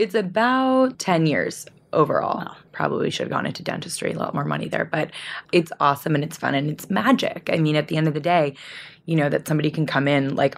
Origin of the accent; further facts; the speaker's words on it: Vancouver, British Columbia, Canada; I grew up in Vancouver, Canada, and it is about a 50% Asian population in Vancouver.